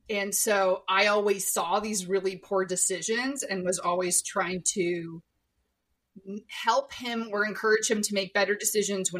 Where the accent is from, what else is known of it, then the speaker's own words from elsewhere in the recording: Iowa, United States; I was born in Iowa